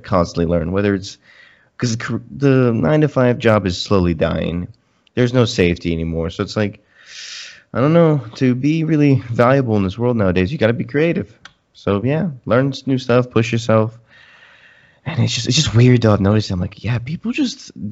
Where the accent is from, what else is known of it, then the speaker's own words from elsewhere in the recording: Florida, United States; When I was growing up in Florida